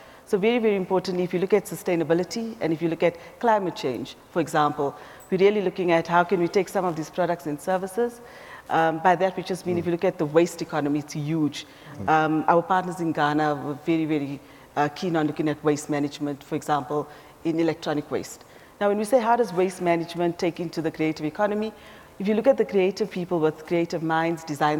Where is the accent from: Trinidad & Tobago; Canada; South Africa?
South Africa; as a South African